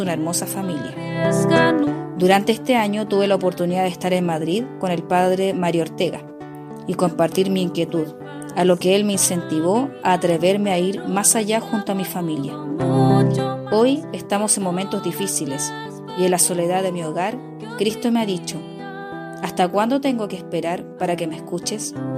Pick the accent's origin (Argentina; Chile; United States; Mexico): Chile; also born or lived in Rome, Italy; Estudié pedagogía música en mi país. Luego viví en Roma por dos años y regresé a Chile